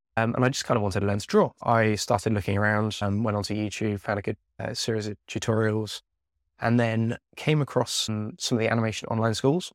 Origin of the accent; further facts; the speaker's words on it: Devon, South West England, United Kingdom; I grew up down in Devon